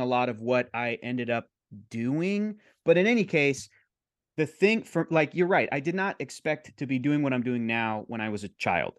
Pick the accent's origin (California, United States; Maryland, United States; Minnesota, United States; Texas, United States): California, United States; San Diego; I grew up in San Diego. I grew up in California